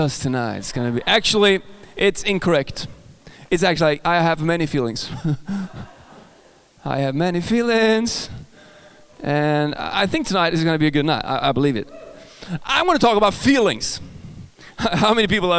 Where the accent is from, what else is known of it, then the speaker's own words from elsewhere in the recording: Sweden; accent: Swedish; English is a second language; I'm from Sweden